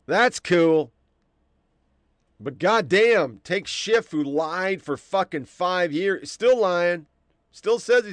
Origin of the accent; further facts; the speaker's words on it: Oregon, United States; I came from Oregon.